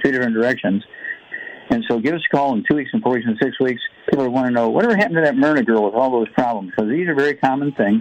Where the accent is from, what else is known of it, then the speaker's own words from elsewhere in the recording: Missouri, United States; Missouri, my home state